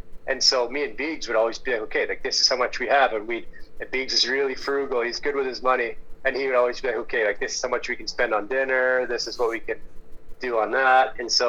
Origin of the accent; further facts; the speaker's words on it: Pacific Northwest, United States; You know, I'm from the Pacific Northwest.